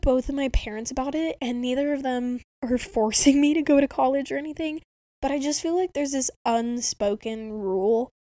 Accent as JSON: {"language": "English", "town": "Spokane", "region": "Washington", "country": "United States", "tie": "born or raised there", "said": "all the other colleges in my hometown"}